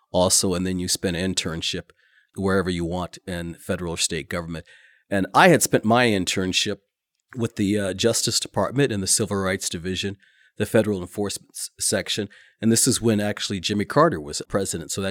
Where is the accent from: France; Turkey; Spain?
Spain; Madrid, Community of Madrid; also born or lived in Kokomo, Indiana, United States; now in United States; And so we grew up mostly overseas in Madrid, Spain. And then his final tour of duty was at uh, Grissom Air Force Base. And then he became the chief probation officer there in uh, Kokomo, Indiana.